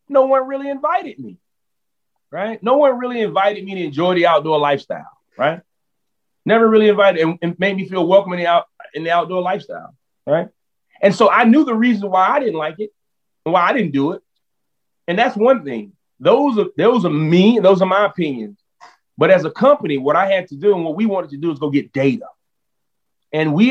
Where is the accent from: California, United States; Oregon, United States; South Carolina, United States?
South Carolina, United States; Orangeburg; also born or lived in Columbia, South Carolina; now in Brevard, United States; I'm from Columbia, from Orangeburg